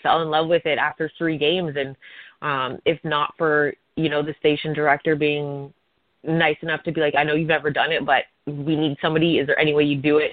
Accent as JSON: {"language": "English", "town": "Hamilton", "region": "Ontario", "country": "Canada", "tie": "born or raised there", "said": "I was at McMaster University in my hometown."}